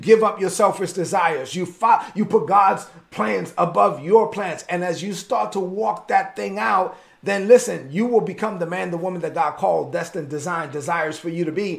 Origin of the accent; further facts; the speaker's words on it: New York City, New York, United States; I grew up in East New York, Brooklyn